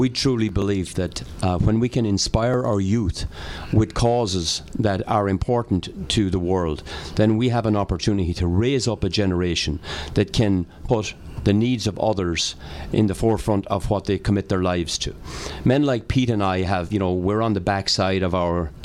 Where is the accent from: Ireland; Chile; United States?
Ireland; moved away; also born or lived in County Wexford; I was raised in Ireland, educated by the FCJ nuns in County Wexford.